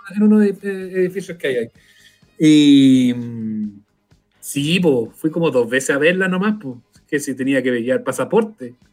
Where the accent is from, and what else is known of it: Chile